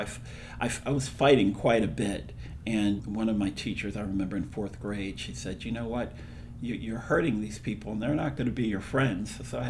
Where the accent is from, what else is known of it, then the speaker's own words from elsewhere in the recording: Philadelphia, Pennsylvania, United States; also born or lived in Aiken, South Carolina; I was born in Aiken, South Carolina, and we moved to Philadelphia.